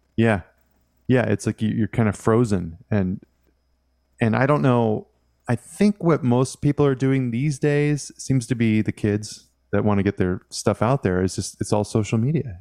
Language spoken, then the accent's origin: English; Washington, United States; I grew up in Washington State